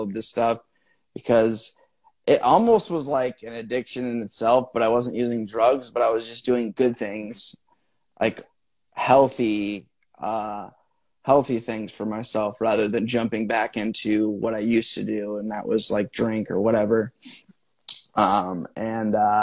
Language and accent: English; Midwest, United States; I grew up in the Midwest.